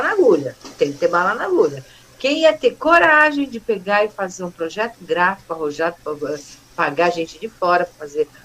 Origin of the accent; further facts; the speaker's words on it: São Paulo, Brazil; moved away as an adult; also born or lived in Itapira / Mogi das Cruzes; eu conhecia todo mundo lá, porque eu cresci lá no Bom Retiro